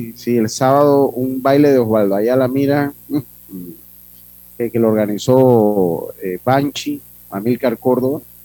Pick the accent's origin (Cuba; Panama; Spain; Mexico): Panama; Las Tablas, Los Santos; moved away; mi pueblo querido, Santo Domingo Las Tablas